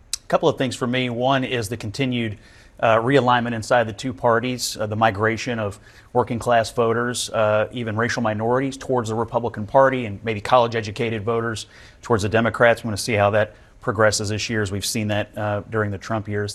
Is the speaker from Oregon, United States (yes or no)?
no; Kentucky, United States; I'm from Kentucky